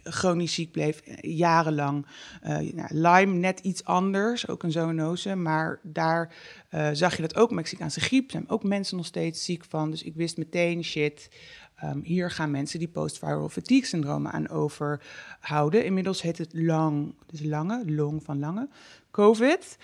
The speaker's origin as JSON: {"language": "Dutch", "region": "North Brabant", "country": "Netherlands", "said": "bij ons in Brabant"}